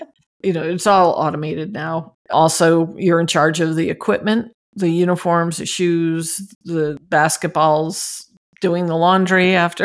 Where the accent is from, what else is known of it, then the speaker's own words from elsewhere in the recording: New Jersey, United States; moved away as an adult; I'm from New Jersey